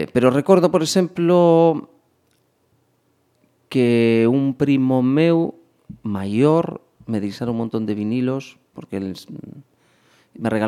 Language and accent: Galician; Boiro, Galicia, Spain; moved away as an adult; now in Pontevedra, Spain; eu vivo, levo vivindo en Pontevedra 10 mm, anos. 10 uh -huh. anos. Eh, pero eu son de Escarabote, que é un que un pobo aí do concello de do concello de Boiro.